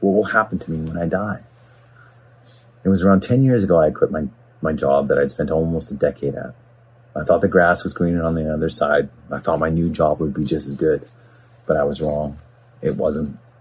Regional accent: Smithers, British Columbia, Canada; also born or lived in Vancouver; now in Port Coquitlam, Canada; growing up in Smithers was a great place to be raised

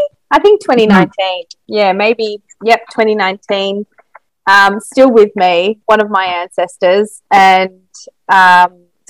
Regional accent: Australia; a Māori girl growing up in Australia

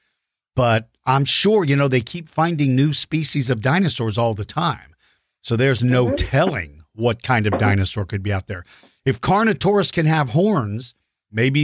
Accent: Maryland, United States; moved away; I grew up in Maryland, which was close to there

